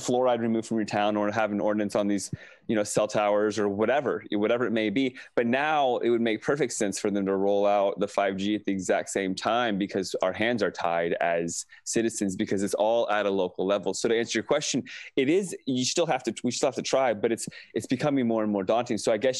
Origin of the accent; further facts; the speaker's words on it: Herndon, Virginia, United States; moved away as an adult; now in California, United States; I grew up in Herndon, Virginia, which is Fairfax County, which is probably near where you live.